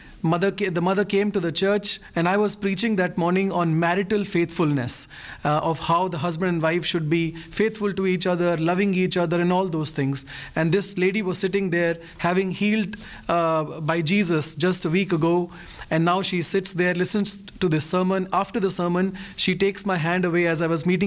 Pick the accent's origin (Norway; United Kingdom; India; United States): India; I'm a pastor from India